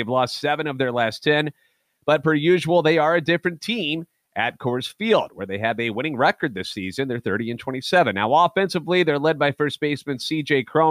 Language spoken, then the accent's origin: English; St. Louis, Missouri, United States; born and raised in the Lou, lifetime Cardinals fan